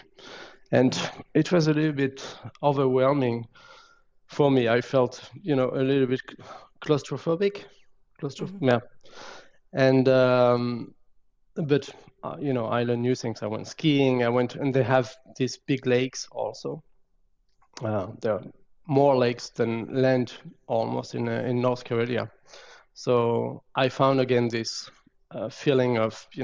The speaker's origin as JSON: {"language": "English", "region": "Brittany", "country": "France", "tie": "born or raised there", "also_born_or_lived": "Saint-Brieuc, France / Finland", "second_language": "English", "moved": "as an adult", "lives_now": "Canada", "said": "in Brittany, I grew up near the sea."}